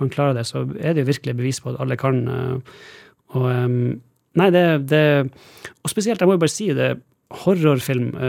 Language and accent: Norwegian; Northern Norway, Norway; Kanskje det at jeg kommer fra Nord-Norge, jeg vet ikke